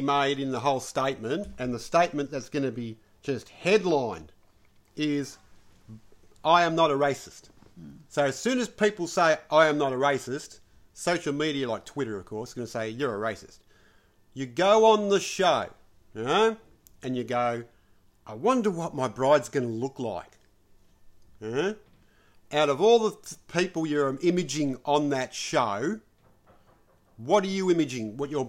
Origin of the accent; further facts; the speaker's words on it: Sydney, New South Wales, Australia; because you know how I'm from the Northern Beaches, baby. You know, the comb over Northern Beaches.